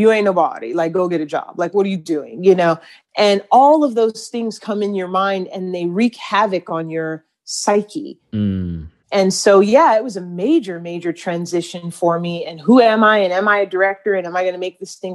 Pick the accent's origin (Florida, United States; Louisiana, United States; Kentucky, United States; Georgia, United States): Georgia, United States; Atlanta; a little chocolate girl growing up in Atlanta before Atlanta was cool